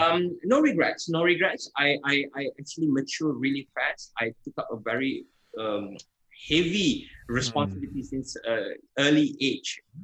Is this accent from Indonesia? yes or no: yes; Jakarta, Indonesia; now in Malaysia; I was born in Indonesia, Jakarta.